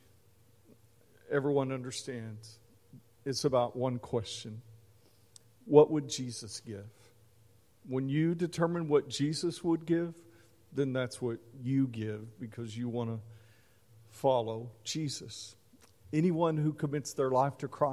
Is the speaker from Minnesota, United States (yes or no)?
no; Mesquite, Texas, United States; as a kid growing up in Mesquite, Texas, near Dallas